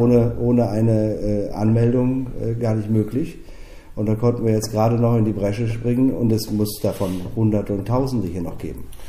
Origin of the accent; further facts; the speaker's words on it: Germany; wir in Deutschland